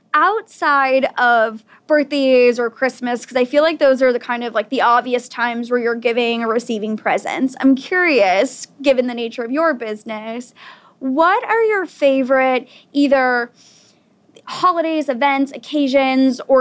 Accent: Weymouth, Massachusetts, United States; moved away as an adult; I actually just signed a lease for a new apartment in my hometown, and I had moved across the country. I've been living in another town, and I'm like, I never thought I'd see the day where I get myself back to Weymouth.

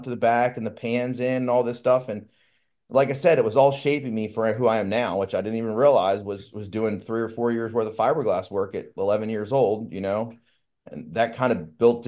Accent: Magothy River, north of Annapolis, Maryland, United States; I'm basically from the Chesapeake Bay. I grew up on the Magathy River, which is just north of Annapolis.

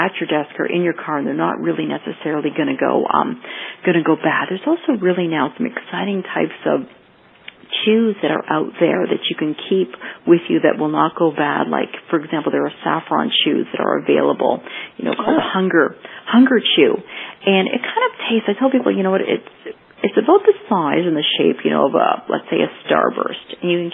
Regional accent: Canada; moved away as an adult; now in Florida, United States; growing up in Canada where we tend not to have as much sun, and then I moved down to Florida

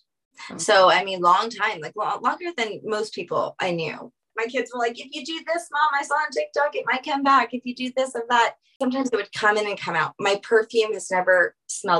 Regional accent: New Orleans, Louisiana, United States; I'm from Louisiana, from New Orleans

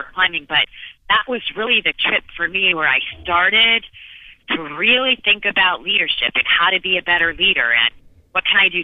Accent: Phoenix, Arizona, United States; I was born and raised in Phoenix, Arizona

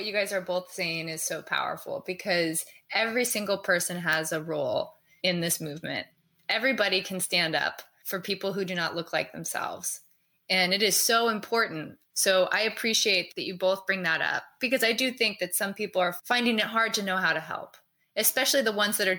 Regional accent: Anchorage, Alaska, United States; I'm a white female athlete, and I grew up in Anchorage, Alaska.

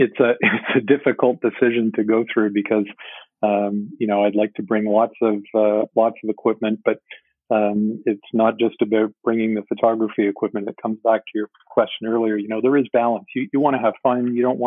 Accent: Ontario, Canada; I don't know if you mentioned at the beginning, but I'm from Ontario, Canada.

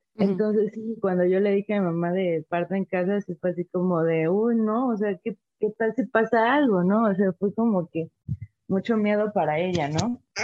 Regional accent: Veracruz, Mexico; also born or lived in La Paz, Baja California Sur; now in Mexico City, Mexico; actualmente vivo en la Ciudad de México, pero pues yo soy originaria de Veracruz

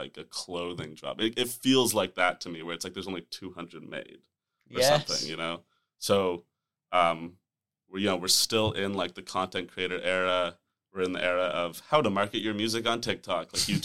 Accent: Toronto, Ontario, Canada; I'm from here. I'm from Toronto. And I've lived here my whole life

